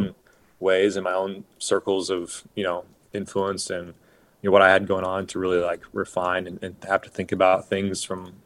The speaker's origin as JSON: {"language": "English", "region": "Oregon", "country": "United States", "tie": "born or raised there", "said": "I grew up in Oregon"}